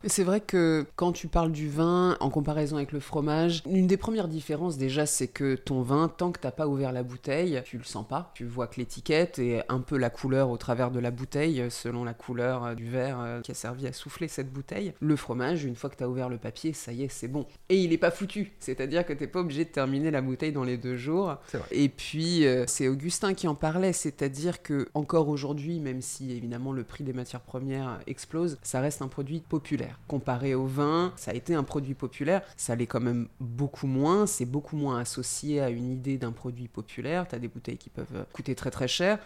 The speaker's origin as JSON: {"language": "French", "area": "Brie", "region": "Île-de-France", "country": "France", "tie": "born or raised there", "said": "je viens d'Île-de-France, particulièrement de la Brie"}